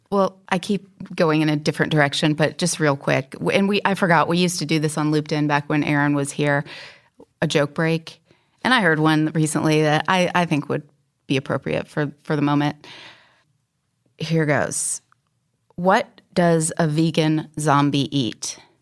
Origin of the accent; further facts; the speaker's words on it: Houston, Texas, United States; we Houstonians